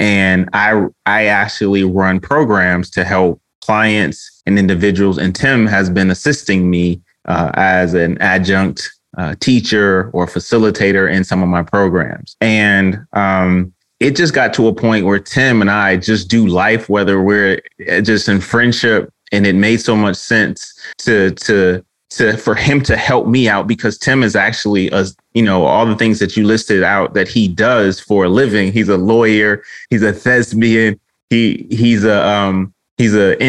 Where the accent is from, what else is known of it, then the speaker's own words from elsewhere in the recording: Detroit, Michigan, United States; I'm so Detroit. I'm so from the D